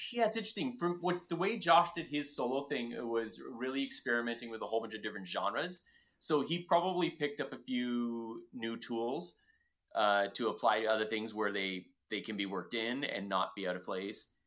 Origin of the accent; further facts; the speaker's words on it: Ontario, Canada; But you're from Ontario. I'm from Ontario. We get it.